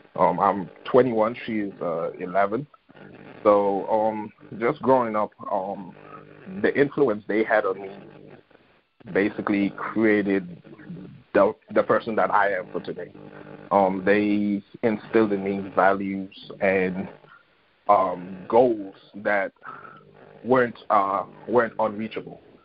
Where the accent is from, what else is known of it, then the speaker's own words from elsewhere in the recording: Bethel, Tobago, Trinidad & Tobago; moved away as an adult; growing up in Bethel, uh, Trinidad, and Tobago, it's a small village.